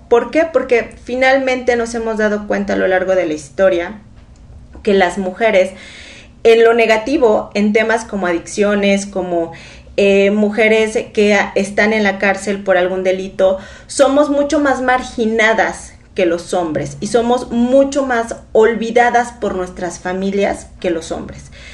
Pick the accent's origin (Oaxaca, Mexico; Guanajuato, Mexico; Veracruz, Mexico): Veracruz, Mexico; Tuxpan; soy una mujer orgullosamente veracruzana. Me encanta decir que soy de Tuxpan, Veracruz